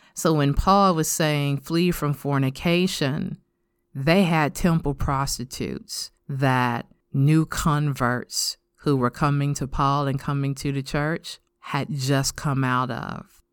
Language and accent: English; United States; us as American modern Christian women